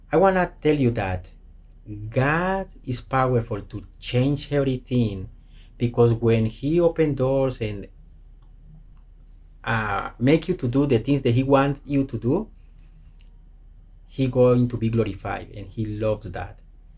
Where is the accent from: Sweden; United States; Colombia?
Colombia; cannot go to some places because we are not able to get in because it's Colombian passport, because we are from Colombia.